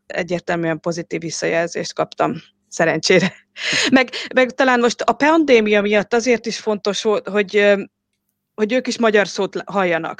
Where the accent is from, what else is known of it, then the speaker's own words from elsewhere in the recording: Western Hungary, Hungary; moved away as an adult; also born or lived in Budapest / Oxford; now in England, United Kingdom; Magyarországon születtem, Nyugat-Magyarországon